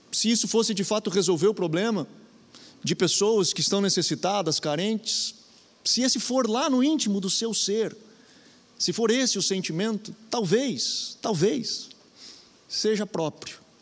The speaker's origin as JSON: {"language": "Portuguese", "area": "Gaúcho", "region": "Rio Grande do Sul", "country": "Brazil", "said": "eu digo que sou gaúcho"}